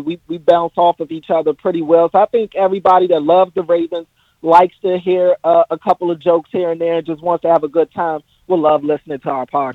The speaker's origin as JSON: {"language": "English", "country": "United States", "moved": "as an adult", "lives_now": "Baltimore, United States", "said": "I'm from the other side of the Beltway. I moved out to Baltimore to go to Morgan State"}